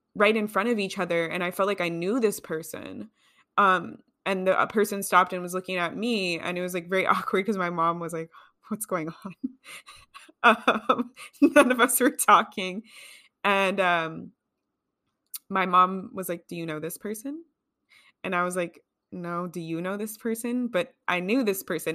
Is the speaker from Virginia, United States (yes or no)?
no; California, United States; I grew up in California